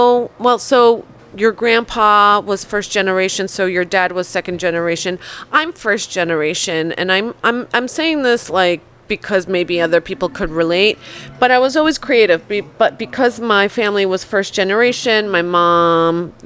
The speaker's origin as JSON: {"language": "English", "town": "North Arlington", "region": "New Jersey", "country": "United States", "tie": "born or raised there", "also_born_or_lived": "Poland / Chicago", "first_language": "Polish", "second_language": "English", "said": "I grew up in North Arlington, so not far from here, across the river, up a few towns"}